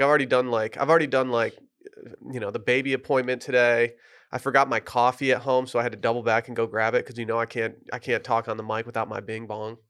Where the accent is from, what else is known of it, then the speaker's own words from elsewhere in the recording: Michigan, United States; moved away; the dispensary in my hometown